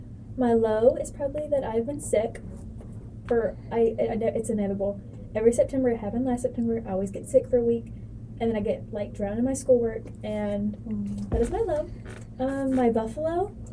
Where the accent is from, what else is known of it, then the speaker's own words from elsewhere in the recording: the South, United States; I'm from the South